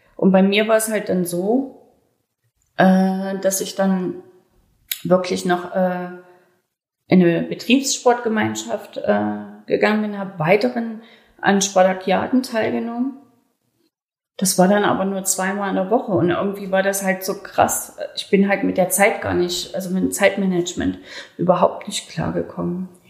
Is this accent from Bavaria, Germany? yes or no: no; Leipzig, Saxony, Germany; accent: Saxon; moved away; also born or lived in Berlin; Mein Bruder ist in Leipzig geblieben und meine ganze Verwandtschaft. Und ich wurde dahin verpflanzt in eine völlig fremde Welt